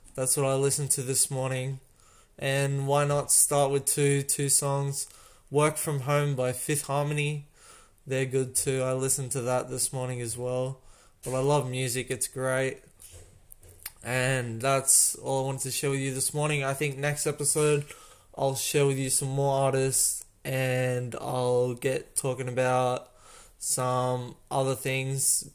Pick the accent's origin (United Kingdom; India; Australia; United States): Australia; I'm Australian